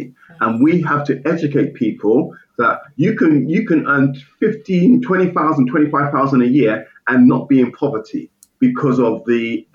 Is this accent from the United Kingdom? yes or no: yes; United Kingdom; I grew up outside of London as well.